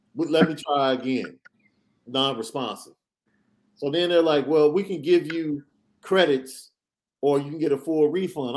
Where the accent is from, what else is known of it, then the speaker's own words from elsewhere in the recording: Chicago, Illinois, United States; I'm from Chicago